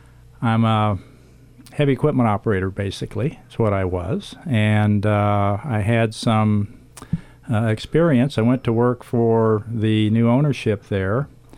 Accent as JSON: {"language": "English", "town": "Kansas City", "country": "United States", "tie": "born or raised there", "also_born_or_lived": "Idaho", "moved": "as an adult", "lives_now": "Garden City, United States", "said": "I grew up in the Midwest. I actually grew up in Kansas City and moved to Idaho with my wife and two kids at the time in 1975."}